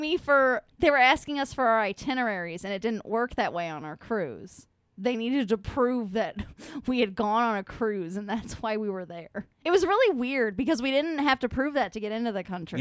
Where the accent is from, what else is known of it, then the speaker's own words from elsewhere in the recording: United States; I'm an American and they didn't teach us about Easter